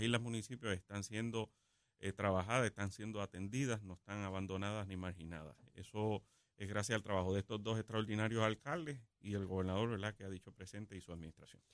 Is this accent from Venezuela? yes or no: no; Puerto Rico